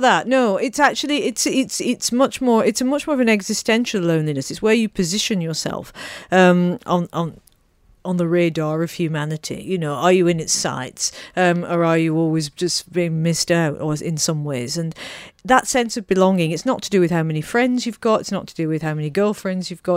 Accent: Manchester, North West England, United Kingdom; moved away; Manchester, where I was born.

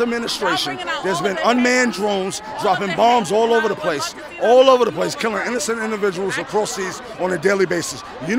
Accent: New York City, New York, United States; I'm from Queens, all right?

